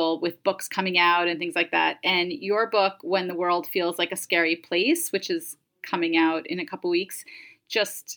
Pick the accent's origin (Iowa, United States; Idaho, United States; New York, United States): New York, United States; I grew up in New York in the 70s and 80s